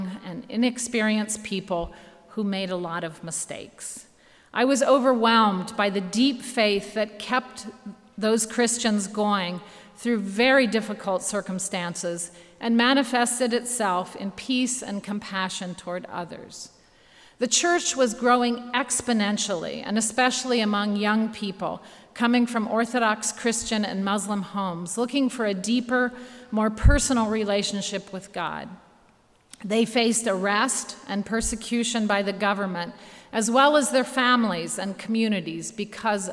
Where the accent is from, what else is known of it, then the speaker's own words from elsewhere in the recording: Goshen, Indiana, United States; moved away as an adult; also born or lived in Haiti / Dove Creek, Colorado / Tanzania / Ethiopia; now in Goshen, United States; I grew up in the Mennonite church, most of that time in Goshen, here at College Church